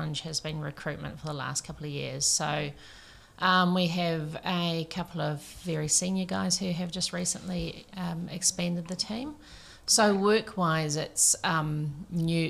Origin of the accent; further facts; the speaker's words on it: Mahia Peninsula, East Coast, Hawke's Bay, New Zealand; now in Tauranga, New Zealand; I grew up on the East Coast, Mahia Peninsula